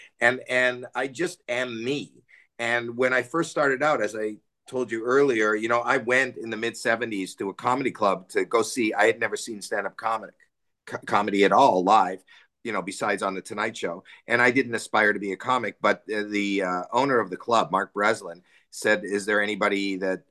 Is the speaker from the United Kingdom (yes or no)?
no; Canada; growing up in Canada